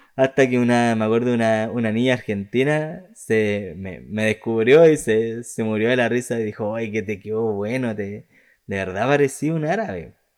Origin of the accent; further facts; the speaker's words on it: Chile; yo soy más chileno que, que los porotos